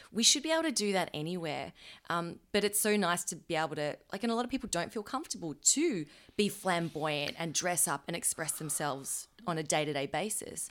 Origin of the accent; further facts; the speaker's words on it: Melbourne, Victoria, Australia; we're from Melbourne